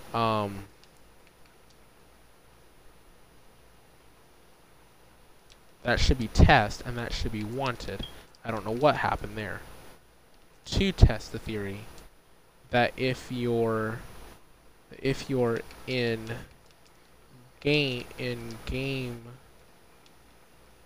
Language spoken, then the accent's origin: English; United States; the United States, my home country.